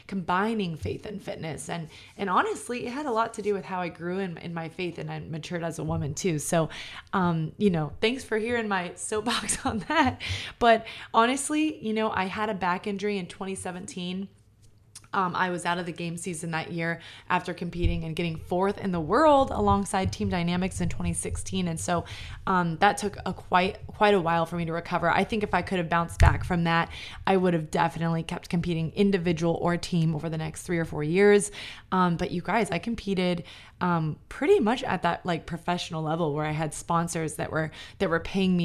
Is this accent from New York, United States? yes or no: yes; New York, United States; I'm a New Yorker